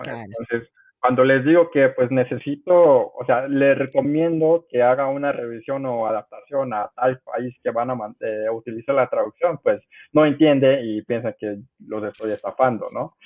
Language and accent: Spanish; Mexico; accent: Mexican Spanish; also born or lived in South Korea; yo crecí en México, yo crecí